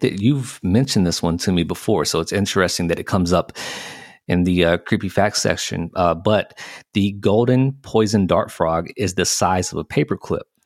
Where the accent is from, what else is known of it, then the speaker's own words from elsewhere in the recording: the South, United States; I was born and bred in the South